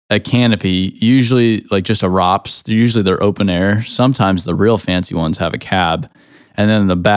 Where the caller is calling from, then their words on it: Nashville, Tennessee, United States; I'm speaking from Nashville, Tennessee.